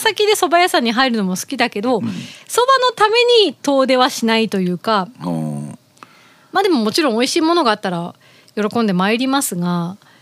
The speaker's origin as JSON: {"language": "Japanese", "region": "Kyushu", "country": "Japan"}